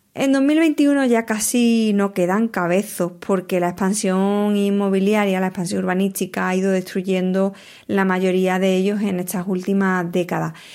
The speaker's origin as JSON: {"language": "Spanish", "town": "Huelva", "region": "Andalusia", "country": "Spain"}